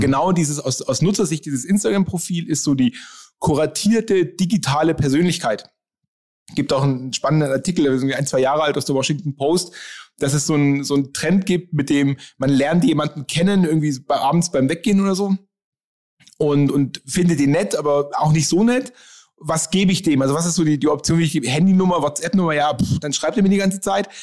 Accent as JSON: {"language": "German", "town": "Nuremberg", "region": "Bavaria", "country": "Germany", "said": "ich komme aus Nürnberg"}